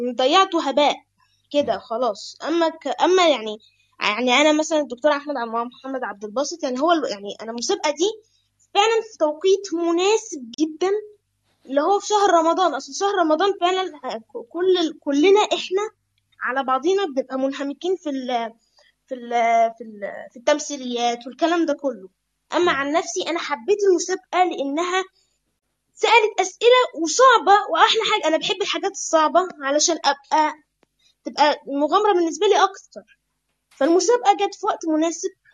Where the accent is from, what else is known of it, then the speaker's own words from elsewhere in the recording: Egypt; انا من مصر عندي 11 سنه